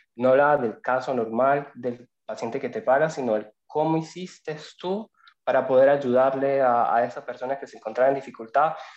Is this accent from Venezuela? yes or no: yes; Venezuela; moved away as an adult; also born or lived in Sicily, Italy; now in Italy; Soy inmigrante, soy venezolano